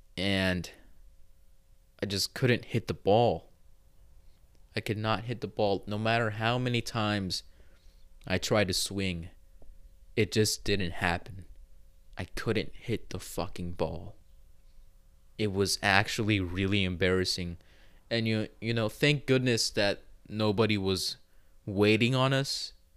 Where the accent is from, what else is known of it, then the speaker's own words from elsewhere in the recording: United States; speaking as an American